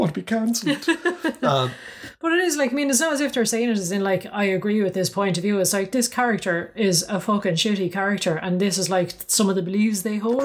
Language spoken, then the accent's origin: English; Ireland; we're both Irish.